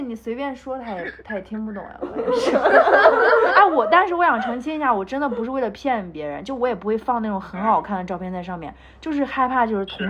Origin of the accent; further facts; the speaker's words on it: Japan; 我每次跟他们说我来自日本